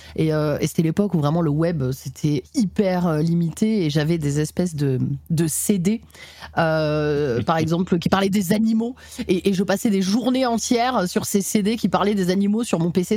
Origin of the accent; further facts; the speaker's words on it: Nîmes, Occitania, France; je suis née à Nîmes, dans le Gard